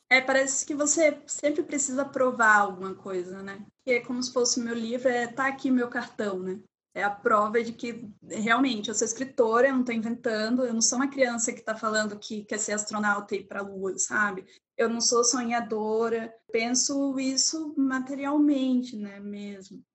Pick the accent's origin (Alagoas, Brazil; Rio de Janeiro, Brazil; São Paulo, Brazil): Alagoas, Brazil; Maceió; moved away as an adult; now in Curitiba, Brazil; sou de Maceió, de Alagoas.